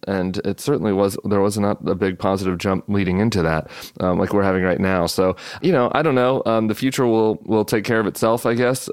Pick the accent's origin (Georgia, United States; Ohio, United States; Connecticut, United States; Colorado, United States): Colorado, United States; moved away; my home state of Colorado